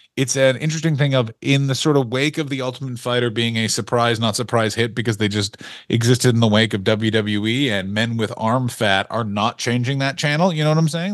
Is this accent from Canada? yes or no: yes; Canada; we don't have gangs in Canada